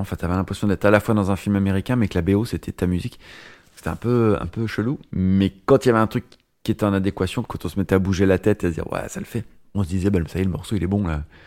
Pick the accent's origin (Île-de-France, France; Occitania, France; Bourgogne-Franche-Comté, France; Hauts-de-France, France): Bourgogne-Franche-Comté, France; Nevers; now in Paris, France; je viens de la campagne, de la Nièvre